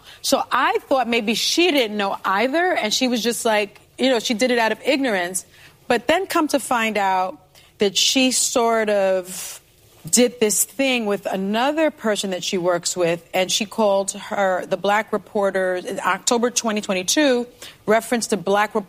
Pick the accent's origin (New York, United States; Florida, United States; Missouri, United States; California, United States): New York, United States; New York City; I'm from the Bronx. My people are from Georgia and Puerto Rico.